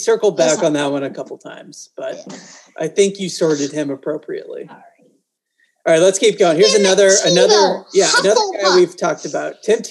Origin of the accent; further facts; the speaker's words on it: Massachusetts, United States; John Cena is from my hometown, my tiny little town in Massachusetts.